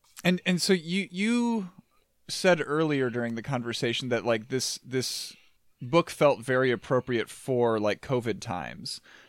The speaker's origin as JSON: {"language": "English", "region": "Midwest", "country": "United States", "said": "you pick up a little bit on that as a Midwesterner"}